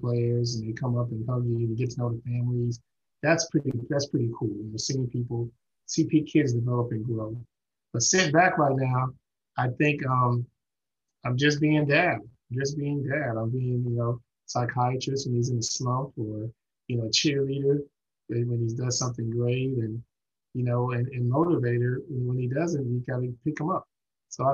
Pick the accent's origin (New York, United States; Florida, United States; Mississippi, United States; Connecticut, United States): New York, United States; New York City; moved away; also born or lived in Houston / Southern California / St. Louis / Tennessee; Brooklyn native